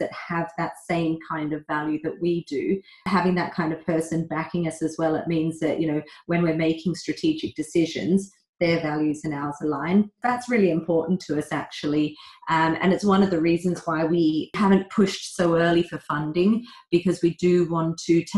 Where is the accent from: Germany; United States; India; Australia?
Australia; moved away as an adult; now in London, United Kingdom; So I'm Australian originally. I grew up there for 19 years.